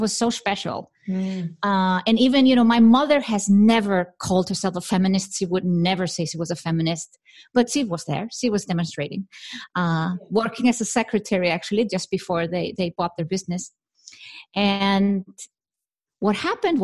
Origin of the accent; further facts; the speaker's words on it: Iceland; now in Switzerland; I'm from Iceland